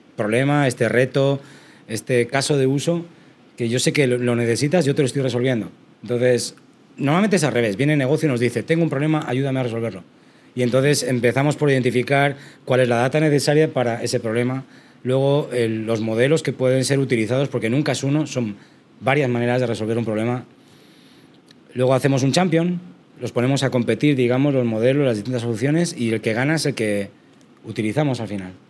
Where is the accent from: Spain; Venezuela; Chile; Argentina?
Spain; yo soy de España, entonces estudié en España en la Universidad de Salamanca